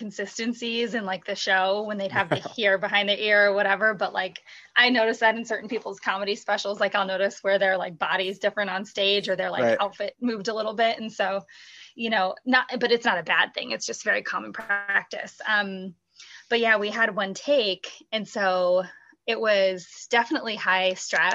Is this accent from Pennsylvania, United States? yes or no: no; Madison, Wisconsin, United States; I'm from Madison, so I have a huge support system here.